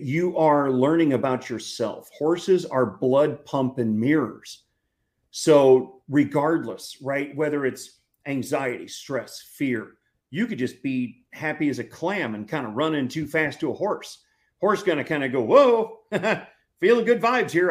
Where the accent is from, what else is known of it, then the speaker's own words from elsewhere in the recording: St. Louis, Missouri, United States; now in Texas, United States; growing up in St. Louis